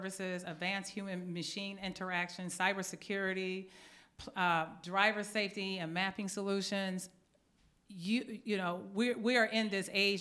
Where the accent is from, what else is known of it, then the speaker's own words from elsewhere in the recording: Detroit, Michigan, United States; I grew up in Detroit, Michigan